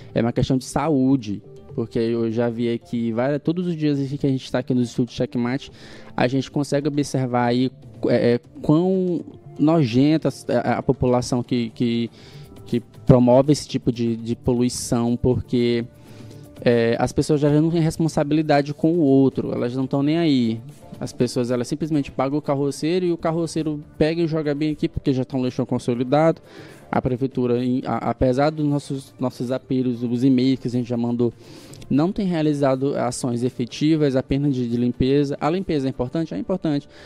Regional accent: Guimarães, Maranhão, Brazil; now in São Luís, Brazil; o município de Guimarães, a minha terra natal

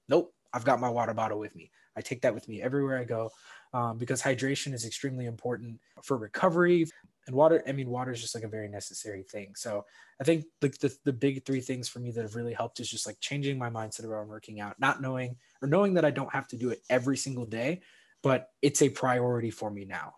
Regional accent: St. Louis, Missouri, United States; moved away as an adult; also born or lived in South Bend, Indiana; growing up in St. Louis

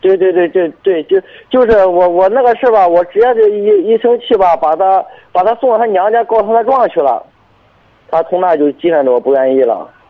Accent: Binzhou, Shandong, China; 滨州这边儿的

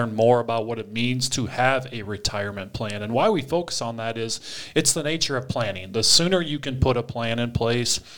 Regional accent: Eastern Iowa, United States; grew up in Eastern Iowa

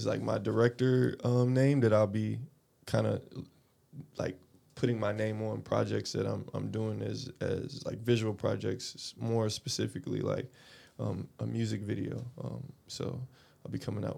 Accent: Atlanta, Georgia, United States; moved away as an adult; also born or lived in Korea / Japan; I'm originally from Atlanta, Georgia. That's my hometown. I was born there, in the city of Atlanta. I grew up there pretty much my whole life

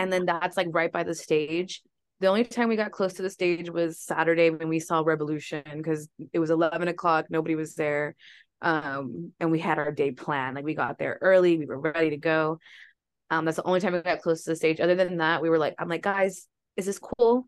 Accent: Texas, United States; We're from Texas

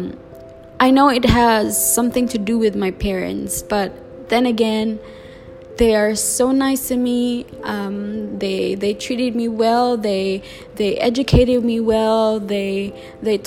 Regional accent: Cebu, Central Visayas, Philippines; English is a second language; I'm born and raised in the Philippines

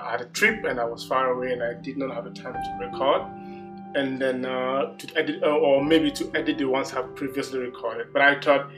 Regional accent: Ghana; Being a Ghanaian, coming from Ghana

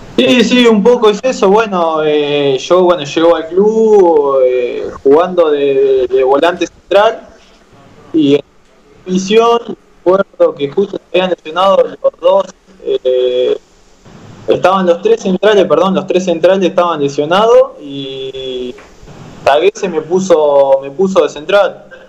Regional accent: General Madariaga, Buenos Aires Province, Argentina; now in La Plata, Argentina; irme para, para mi pueblo

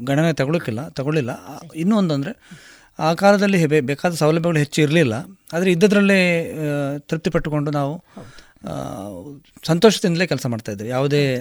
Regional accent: Kanyana, Karnataka, India; born there; also born or lived in Kodagu; ನನ್ನ ಹುಟ್ಟೂರು ಬಂಟ್ವಾಳ ತಾಲೂಕಿನ ಕನ್ಯಾನ ಗ್ರಾಮದ ದೇಲಂತ ಬೆಟ್ಟು ಎನ್ನುವ ಜಾಗದಲ್ಲಿ ನಾನು ಹುಟ್ಟಿದ್ದು ಮಾತ್ರ ಅಂದರೆ ಅಲ್ಲಿ ನಾನು ಬೆಳೆದೇ ಇಲ್ಲ ಬೇರೆ ಬೇರೆ ಕಡೆಯಲ್ಲಿ ಬೆಳೆದದ್ದು

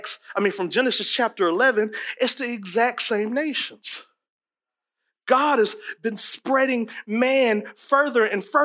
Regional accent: East Coast, United States; You know, I'm from East Coast. I talk like this right now here.

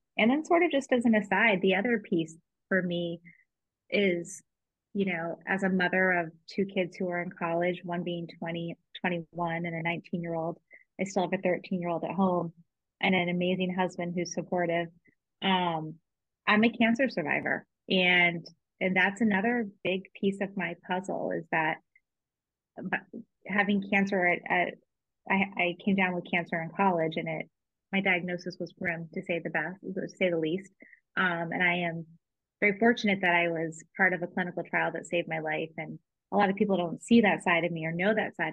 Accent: Dover, New Hampshire, United States; born and raised in Dover, New Hampshire

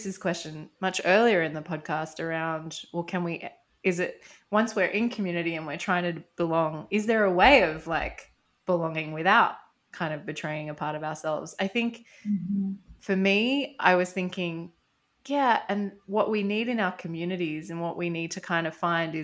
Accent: Australia; moved away as an adult; also born or lived in France; I look very Australian

